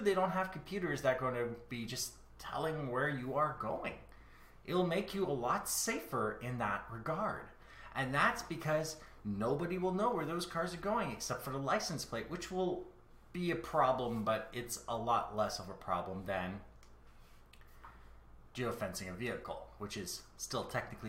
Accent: Canada; I am Canadian.

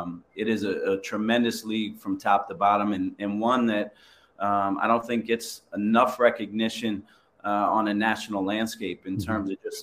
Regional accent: East Coast, United States; moved away as an adult; now in West Coast, United States; but I grew up on the East Coast.

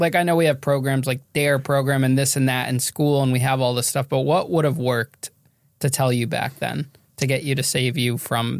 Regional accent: Connecticut, United States; I'm from Connecticut.

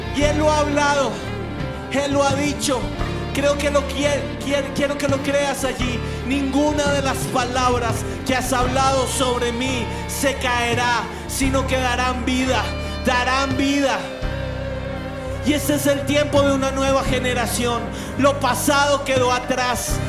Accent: Colombia; como colombianos

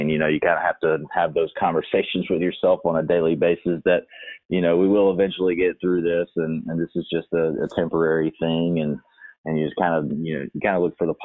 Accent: Alabama, United States; moved away as an adult; now in Louisiana, United States; my hometown in Alabama

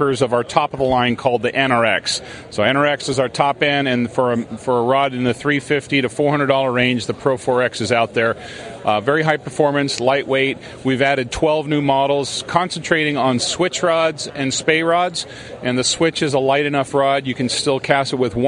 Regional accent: San Francisco, California, United States; also born or lived in Washington State; now in Woodland, Washington, United States; I was born in San Francisco

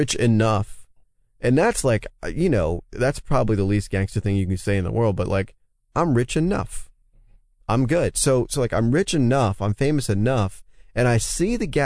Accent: New York, United States; moved away as an adult; also born or lived in San Francisco; I'm a New Yorker

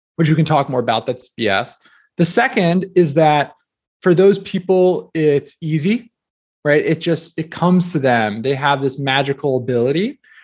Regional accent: New Jersey, United States; I grew up in New Jersey

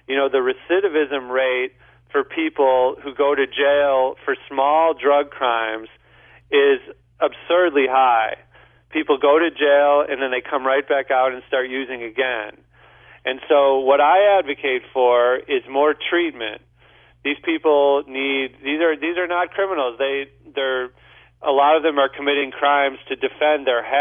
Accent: St. Louis, Missouri, United States; I'm from St. Louis too

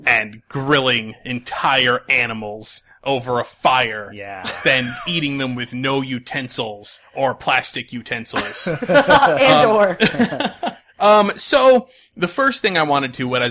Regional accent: Connecticut, United States; I grew up in Connecticut

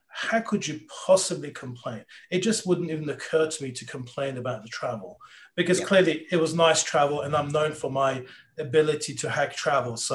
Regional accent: London, United Kingdom; now in California, United States; growing up in London, really uh, bumping into Australians is is quite you know an easy thing to do. So, um, so yeah. So then uh, I moved to California uh, as an academic.

